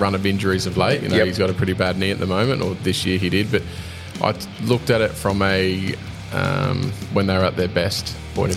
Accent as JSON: {"language": "English", "region": "Queensland", "country": "Australia", "said": "a Queenslander"}